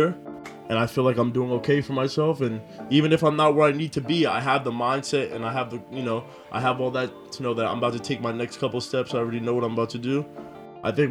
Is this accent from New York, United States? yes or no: yes; Scarsdale, New York, United States; I grew up in Scarsdale.